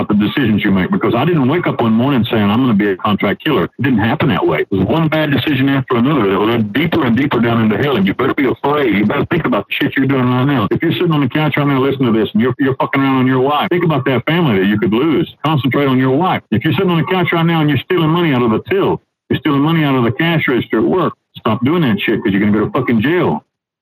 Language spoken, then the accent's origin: English; North Carolina, United States; moved away as an adult; now in Panama; I was a young kid living in back in North Carolina with my family.